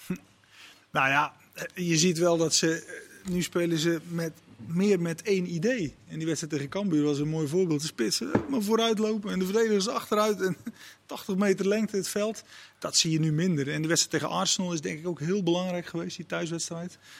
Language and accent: Dutch; Netherlands; als Nederlander